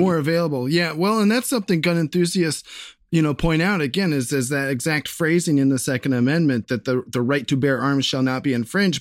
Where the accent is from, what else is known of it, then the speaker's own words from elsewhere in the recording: Columbus, Ohio, United States; here in Ohio, um, and specifically my hometown, Columbus